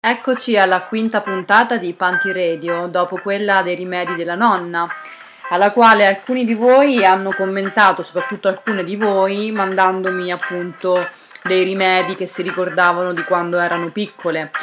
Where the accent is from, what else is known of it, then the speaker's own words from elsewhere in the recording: Terni, Umbria, Italy; moved away; also born or lived in Basilicata (grandparents) / northern Italy; sono cresciuta a Terni